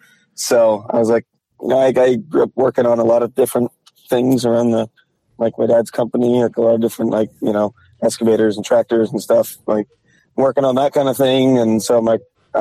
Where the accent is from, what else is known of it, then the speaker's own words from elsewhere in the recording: Northern Vermont, United States; moved away as an adult; also born or lived in West Virginia; I grew up in Northern Vermont